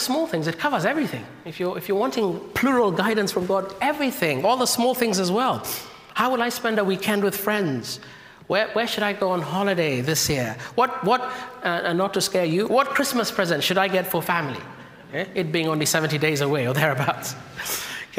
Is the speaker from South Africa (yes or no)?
no; Kenya; moved away; my home country, from Kenya.